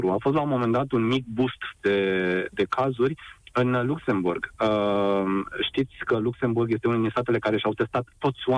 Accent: Romania; Nu ne comparăm cu un astfel de stat, noi ca români.

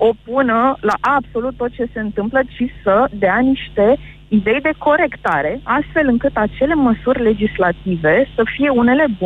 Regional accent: Bucharest, Romania; Din București.

